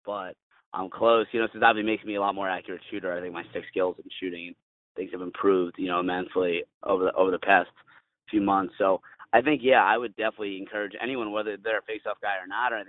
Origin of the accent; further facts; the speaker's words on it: United States; I'm an American